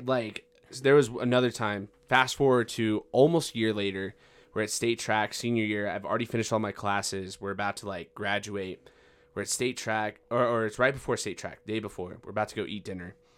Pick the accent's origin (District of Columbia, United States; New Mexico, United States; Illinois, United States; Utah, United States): New Mexico, United States; Farmington; I'm seventeen, I am from Farmington, New Mexico